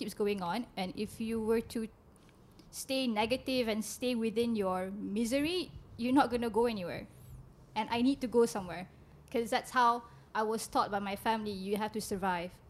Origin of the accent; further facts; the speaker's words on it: Subang Jaya, Selangor, Malaysia; Born and raised in Subang Jaya, right. My hood